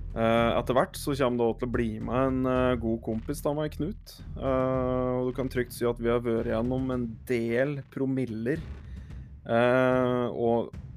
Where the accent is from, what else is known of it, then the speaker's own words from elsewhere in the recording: Hedmark, Innlandet, Norway; Og så er jeg hedmarking